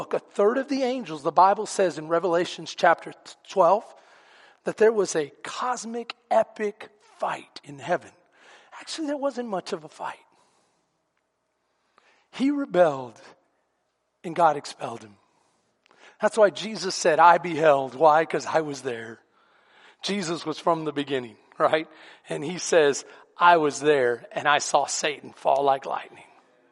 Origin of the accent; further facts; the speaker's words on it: Houston, Texas, United States; also born or lived in Bastrop, Texas / San Antonio, Texas; I grew up in some of the worst neighborhoods in Houston and in San Antonio, because he always ministered inner city